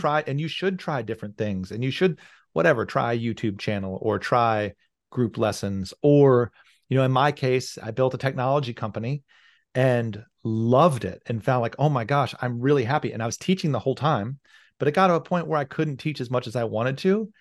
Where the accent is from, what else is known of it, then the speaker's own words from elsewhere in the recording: rural Virginia, United States; moved away as an adult; now in Seattle, United States; I'd grown up in a very rural part of Virginia